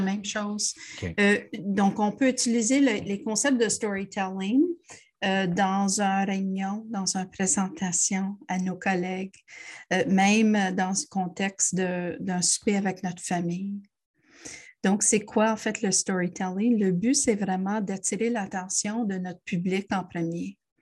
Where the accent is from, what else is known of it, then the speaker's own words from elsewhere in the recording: Montreal, Quebec, Canada; moved away as an adult; also born or lived in Ontario / Toronto; Je suis une Montréalaise. J'ai fait beaucoup d'études en Ontario, mais euh, j'ai retourné euh, heureusement à Montréal